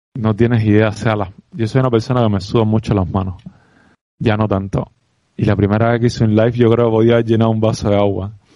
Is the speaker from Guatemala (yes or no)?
no; Cuba; accent: Cuban; moved away as an adult; mi sello cubano